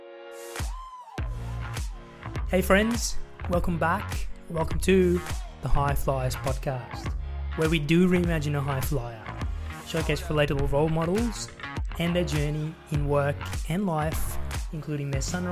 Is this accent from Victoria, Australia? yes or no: yes; Melbourne, Victoria, Australia; I grew up in Wantirna South in Melbourne